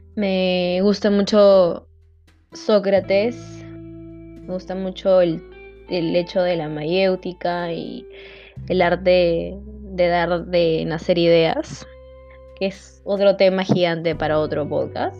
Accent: Lima, Peru; soy de Lima, Perú, es la capital de Perú, Lima, al costado de la costa

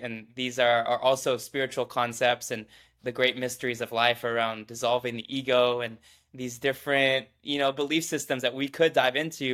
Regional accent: Midwest, United States; born and raised in the Midwest.

